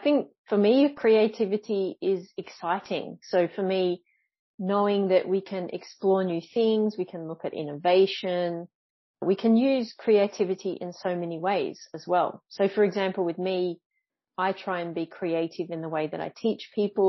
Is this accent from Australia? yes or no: yes; Australia; moved away as an adult; now in Montpellier, France; currently I am in the south of France in Montpellier, but I'm from Australia.